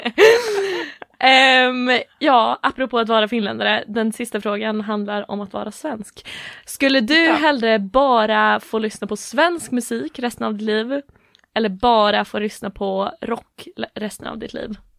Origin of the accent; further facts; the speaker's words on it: Åland Islands; moved away as an adult; now in Gothenburg, Sweden; bor i Göteborg, kommer från Åland